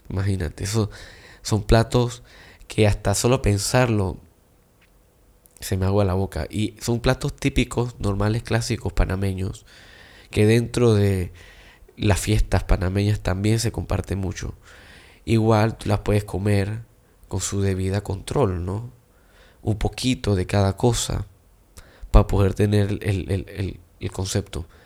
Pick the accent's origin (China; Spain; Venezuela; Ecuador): China; Y yo siendo chino, increíblemente me encanta comer tamal.